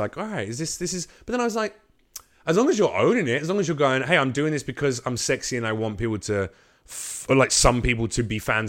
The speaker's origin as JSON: {"language": "English", "region": "Arkansas", "country": "United States", "said": "I'm from Arkansas."}